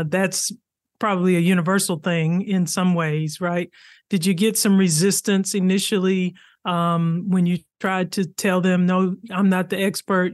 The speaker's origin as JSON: {"language": "English", "region": "Arkansas", "country": "United States", "tie": "born or raised there", "said": "I grew up in Arkansas"}